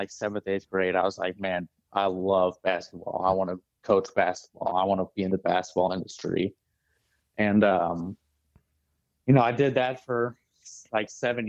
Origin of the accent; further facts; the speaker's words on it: St. Charles, Missouri, United States; So I'm from St. Charles. Okay. And I grew up there, and then I went to Mizzou